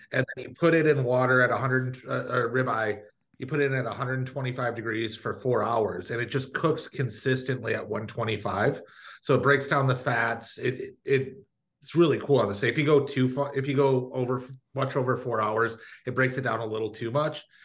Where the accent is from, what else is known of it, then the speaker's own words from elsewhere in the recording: Michigan, United States; moved away; I grew up in Michigan